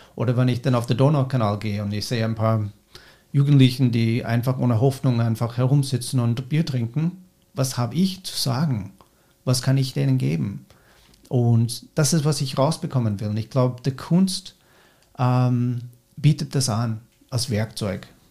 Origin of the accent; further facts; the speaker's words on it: United States; German is a second language; moved away as an adult; now in Austria; in Amerika, wo ich herkomme